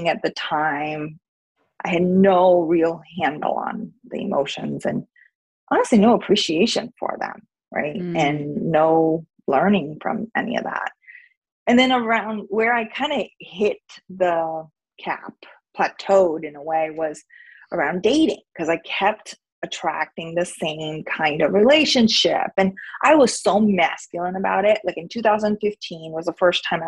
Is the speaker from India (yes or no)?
yes; India; moved away as an adult; now in United States; I grew up in India. I went to college in America, and I came here when I was 18